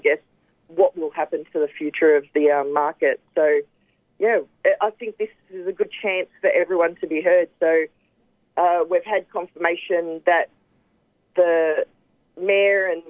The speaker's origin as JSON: {"language": "English", "town": "Preston", "region": "Victoria", "country": "Australia", "tie": "born or raised there", "said": "I grew up in Preston"}